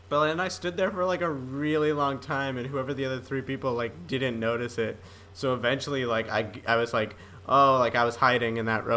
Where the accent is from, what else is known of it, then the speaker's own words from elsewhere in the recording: East Coast, United States; I'm from the East Coast